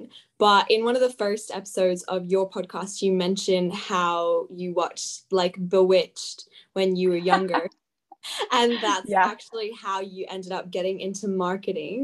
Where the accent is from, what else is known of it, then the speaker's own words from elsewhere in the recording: Australia; in Australia, we have our buildings that are maybe 50 years old.